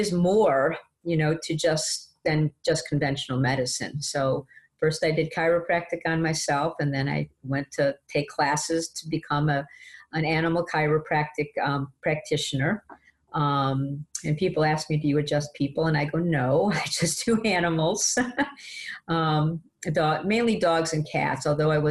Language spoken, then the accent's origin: English; Detroit, Michigan, United States; moved away as an adult; now in Ottsville, United States; I am a Michigan girl, born and raised in Detroit.